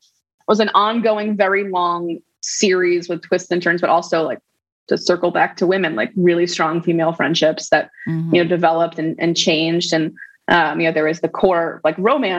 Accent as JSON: {"language": "English", "town": "New York City", "region": "New York", "country": "United States", "tie": "born or raised there", "said": "I grew up in New York City, in Manhattan, Upper West Side"}